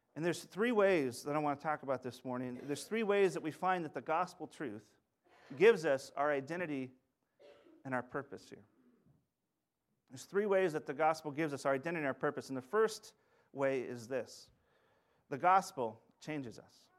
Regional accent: Sunnyside, Washington, United States; also born or lived in Saint Louis; now in Yakima, United States; I'm from the Yakima Valley, a little town that's actually connected to, to Linden a little bit with its Dutch, uh, heritage, it's Sunnyside

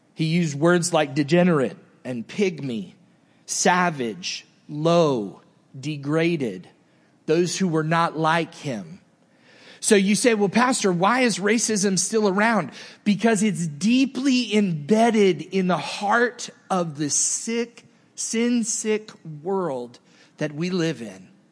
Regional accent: the South, United States; moved away; also born or lived in New Jersey; I grew up in the South

